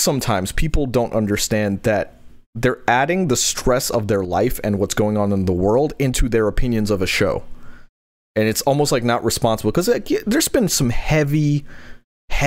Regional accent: New York, United States; I grew up in New York

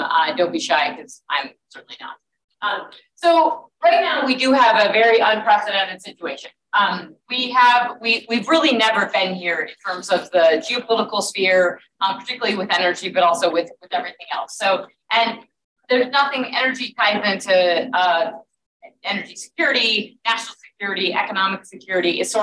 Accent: Southwest Wyoming, Northwest Colorado, United States; also born or lived in London / Washington, D.C.; I grew up in Northwest Colorado, Southwest Wyoming.

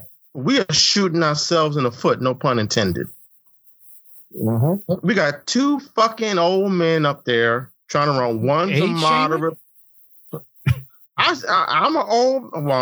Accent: Indiana, United States; also born or lived in South Bend, Indiana; I grew up in Indiana. It's very conservative.

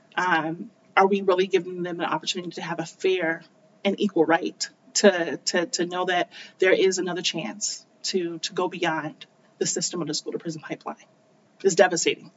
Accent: United States; accent: North American; also born or lived in South Korea; having that blue passport, having this North American accent.

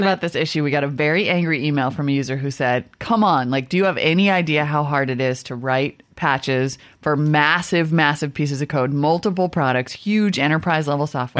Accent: Midwest, United States; I'm from the Midwest.

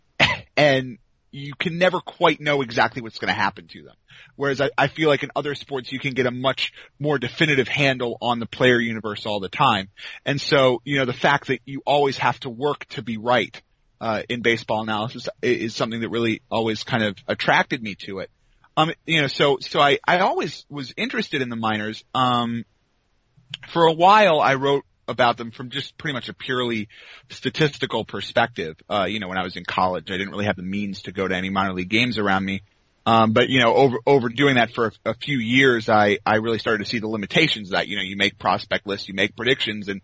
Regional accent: Washington, District of Columbia, United States; moved away as an adult; now in North Carolina, United States; I am from the D.C. area. Huh. I live in North Carolina now

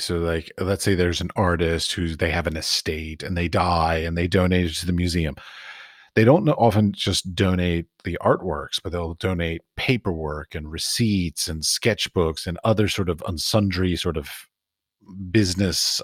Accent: near the Smithsonian, District of Columbia, United States; I grew up near the Smithsonian. My mother actually worked at the Smithsonian

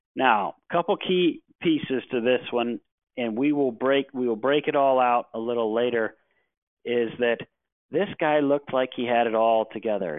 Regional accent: Cleveland, Ohio, United States; I was born and raised in Cleveland, Ohio

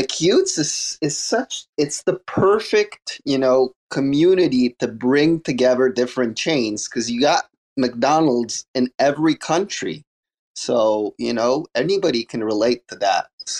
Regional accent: Montreal, Quebec, Canada; Hey, I'm from Montreal too.

